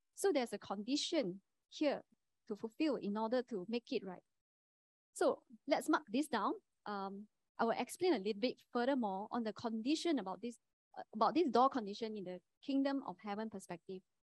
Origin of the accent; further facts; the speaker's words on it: Kuantan, Pahang, Malaysia; moved away as an adult; now in Sungai Buloh, Malaysia; I'm from Kuantan.